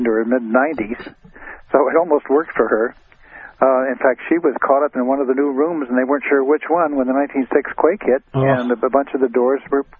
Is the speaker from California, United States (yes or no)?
yes; Glen Ellen, California, United States; I was born right here I was raised here in Glen Ellen in the country.